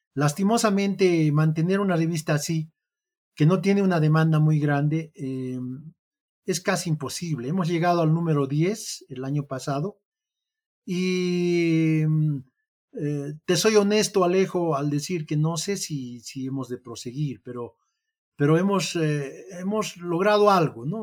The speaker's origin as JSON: {"language": "Spanish", "country": "Bolivia", "said": "como boliviano"}